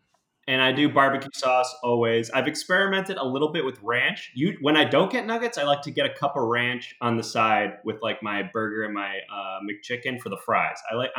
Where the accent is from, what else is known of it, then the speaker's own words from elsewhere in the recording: Oak Park, Illinois, United States; I'm from Oak Park